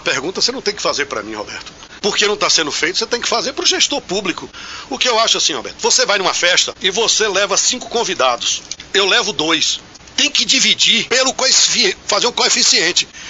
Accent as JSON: {"language": "Portuguese", "area": "Bicuí", "region": "Bahia", "country": "Brazil", "tie": "born or raised there", "moved": "yes", "lives_now": "Jaguaquara, Brazil", "said": "eu nasci em Bicuí"}